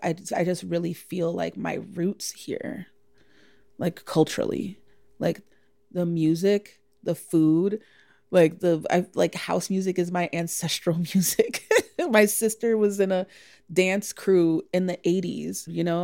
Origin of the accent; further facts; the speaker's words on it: Chicago, Illinois, United States; I'm born and raised in Chicago, second generation Chicagoan.